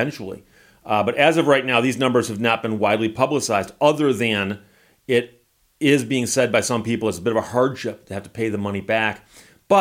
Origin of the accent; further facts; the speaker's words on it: Michigan, United States; I'm from Michigan